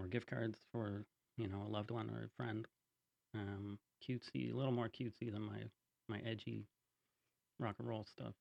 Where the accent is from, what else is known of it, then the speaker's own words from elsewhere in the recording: Kingston, Ontario, Canada; born and raised in Kingston.